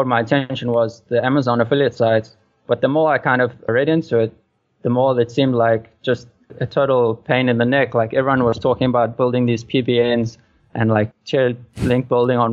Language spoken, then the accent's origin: English; South Africa; now in Vietnam; I'm from South Africa, like you said, originally